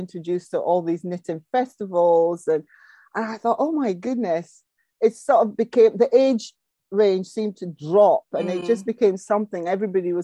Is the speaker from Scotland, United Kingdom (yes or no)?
yes; just outside Aberdeen, Scotland, United Kingdom; I was brought up just outside Aberdeen in Scotland